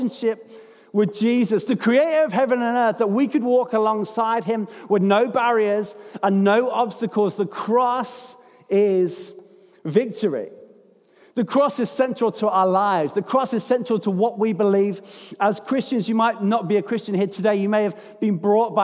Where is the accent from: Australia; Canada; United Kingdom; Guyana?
United Kingdom; London; I'm from London.